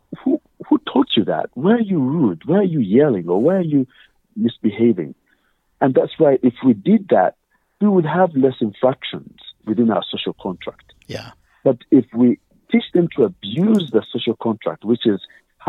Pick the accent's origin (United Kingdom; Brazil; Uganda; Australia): Uganda; moved away; I'm originally African, obviously, as you can tell from my accent. I'm Ugandan